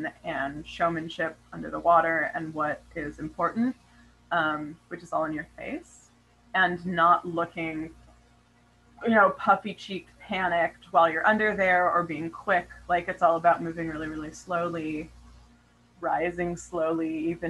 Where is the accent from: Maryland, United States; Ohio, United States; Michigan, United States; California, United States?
California, United States; Yosemite National Park; also born or lived in Hawaii; now in Sacramento, United States; I grew up in Yosemite National Park, and I'm really connected to like the Sierras